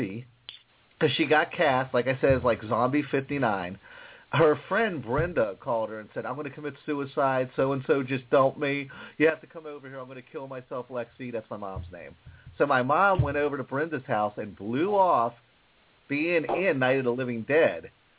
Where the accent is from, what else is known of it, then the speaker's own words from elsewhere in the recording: McKeesport, Pennsylvania, United States; my hometown of McKeesport, Pennsylvania.